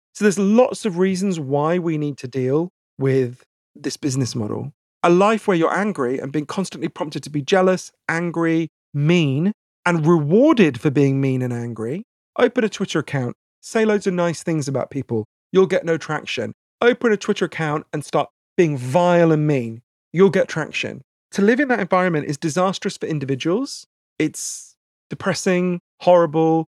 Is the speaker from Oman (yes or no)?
no; United Kingdom; accent: posh; I'm British